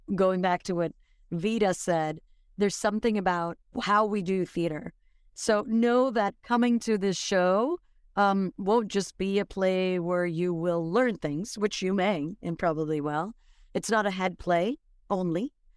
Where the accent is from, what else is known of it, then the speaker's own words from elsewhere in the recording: Dominican Republic; now in New York, United States; I'm from Dominican Republic